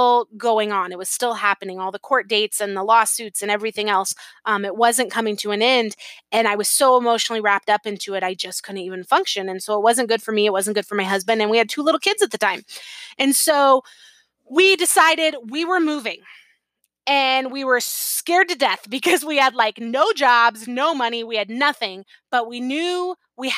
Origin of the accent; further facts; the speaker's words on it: San Diego, California, United States; moved away as an adult; I had been born and raised in San Diego